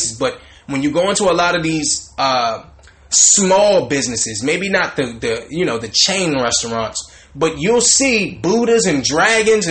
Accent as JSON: {"language": "English", "region": "the South", "country": "United States", "tie": "born or raised there", "said": "Growing up in the South, in the hood, the ghetto"}